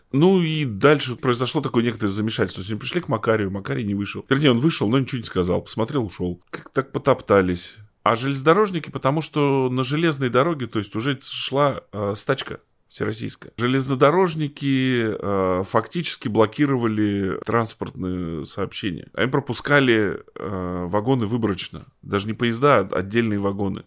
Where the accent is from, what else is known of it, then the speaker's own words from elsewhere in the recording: Tomsk, Tomsk Oblast, Russia; я родился в Томске, вырос, я, собственно говоря, вся моя жизнь здесь прошла